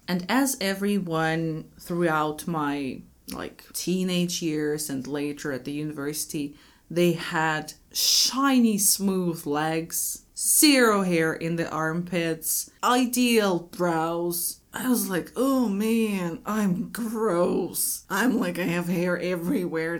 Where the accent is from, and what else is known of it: Moscow, Russia